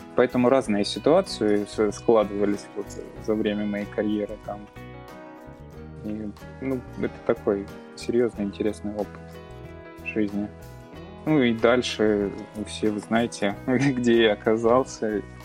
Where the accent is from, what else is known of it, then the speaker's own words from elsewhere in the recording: Belgorod Oblast, Russia; moved away as an adult; now in Kursk, Russia; я родом из Белгородской области